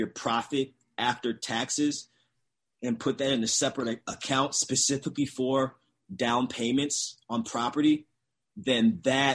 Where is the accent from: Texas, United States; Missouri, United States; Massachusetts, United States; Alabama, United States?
Missouri, United States; St. Louis; also born or lived in Chicago, Illinois; I was born and raised in St. Louis, Missouri